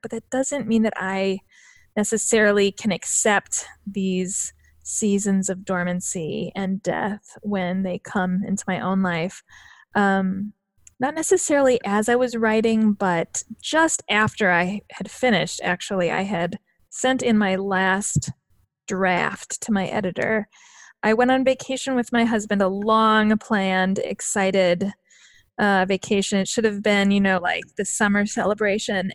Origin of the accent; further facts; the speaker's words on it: northern Wisconsin and Minnesota, United States; now in Illinois, United States; I actually grew up in, um, northern Wisconsin and Minnesota